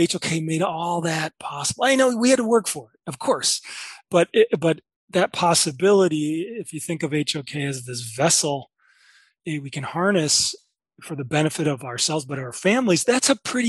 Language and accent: English; Chicago, Illinois, United States; moved away as an adult; also born or lived in Hong Kong; as a kid growing up in Chicago